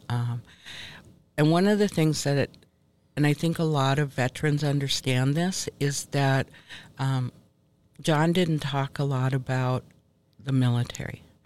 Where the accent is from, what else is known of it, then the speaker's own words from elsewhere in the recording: Minnesota, United States; moved away as an adult; also born or lived in Ontario, Canada; now in Bad River, United States; I was um, born and raised here in Minnesota. Um, spent most of my life, um, young life, in Minnesota